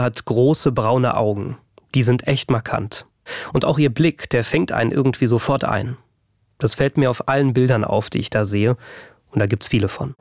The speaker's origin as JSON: {"language": "German", "town": "Bad Neuenahr-Ahrweiler", "region": "Rhineland-Palatinate", "country": "Germany", "tie": "born or raised there", "said": "komme aus Bad Neuenahr-Ahrweiler, einem der Orte im Ahrtal, in denen seit dieser Flut nichts mehr ist, wie es war"}